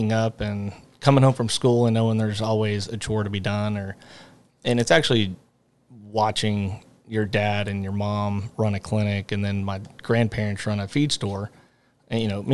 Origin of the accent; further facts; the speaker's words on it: Alvin, Texas, United States; also born or lived in Nacogdoches, Texas; we moved back from Nacogdoches when I was like two. And so pretty much been in Alvin forever